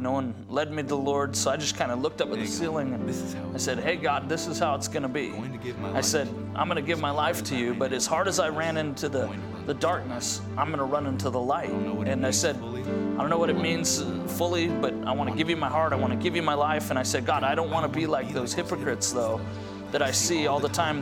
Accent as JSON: {"language": "English", "town": "Grand Junction", "region": "Colorado", "country": "United States", "tie": "born or raised there", "said": "I grew up in Grand Junction, Colorado"}